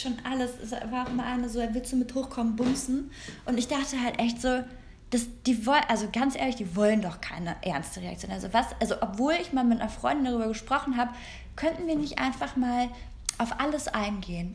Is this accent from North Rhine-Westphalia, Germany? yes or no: yes; Korschenbroich, North Rhine-Westphalia, Germany; wir kommen ja beide aus Korschenbruch